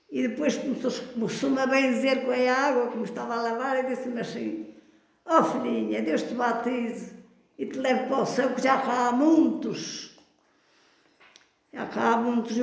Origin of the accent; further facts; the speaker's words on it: Canas de Senhorim, Centro, Portugal; E fui criada toda a vida na Rua do Passo.